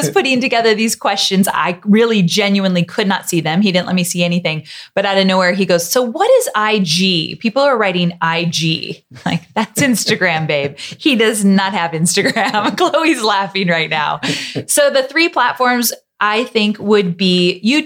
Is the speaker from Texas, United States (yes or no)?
no; Yorba Linda, California, United States; in Yorba Linda, where I grew up in Orange County, California area